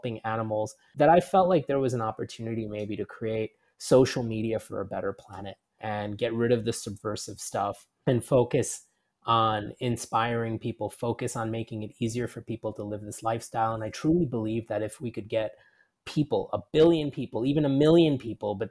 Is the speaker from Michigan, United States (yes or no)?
no; New York City, New York, United States; moved away as an adult; also born or lived in Rajasthan, India / California; now in Singapore; I spent most of my life growing up in New York City